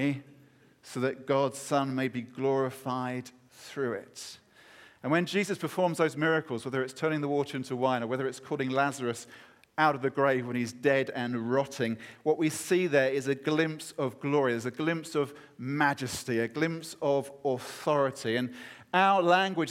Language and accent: English; United Kingdom; as a Brit